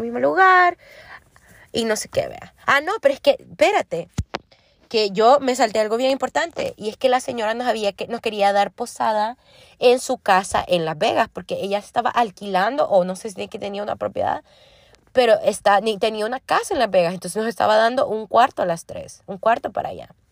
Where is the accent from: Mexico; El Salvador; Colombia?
El Salvador; yo soy del Salvador